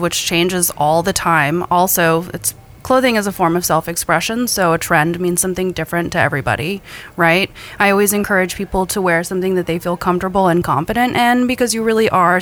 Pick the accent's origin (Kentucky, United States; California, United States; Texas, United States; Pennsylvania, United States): Texas, United States; moved away as an adult; now in Detroit, United States; I'm from Texas